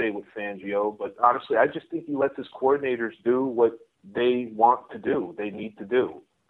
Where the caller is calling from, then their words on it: State College, Pennsylvania, United States; I'm actually calling from State College, PA. I'm on the road for work.